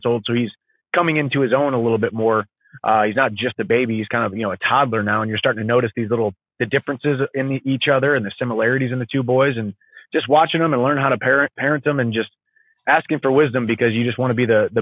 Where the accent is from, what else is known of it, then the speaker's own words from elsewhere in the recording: a small town south of St. Louis, Missouri, United States; now in Nashville, United States; I grew up in the woods in a small town south of St. Louis, Missouri